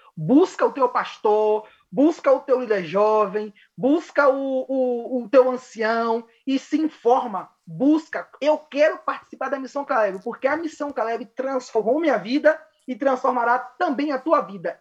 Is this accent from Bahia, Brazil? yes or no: yes; Bahia, Brazil; moved away as an adult; now in Chile; sou natural da Bahia